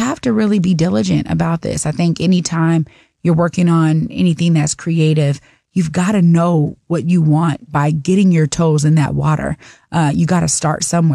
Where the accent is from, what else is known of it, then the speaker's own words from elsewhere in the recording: Seattle, Washington, United States; when I was growing up in Seattle